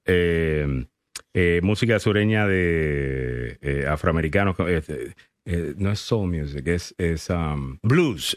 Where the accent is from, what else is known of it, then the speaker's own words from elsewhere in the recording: Puerto Rico; yo soy puertorriqueño.